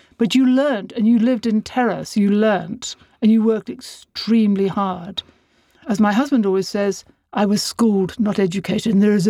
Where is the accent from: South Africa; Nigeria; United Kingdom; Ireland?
Ireland; Dublin, Leinster; I was born on International Women's Day in a hospital in Dublin called Hatch Street.